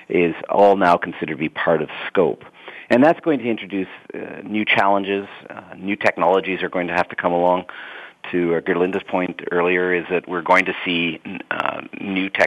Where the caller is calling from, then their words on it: London, United Kingdom; I'm back at the headquarters today, so I'm in London, uh, not traveling.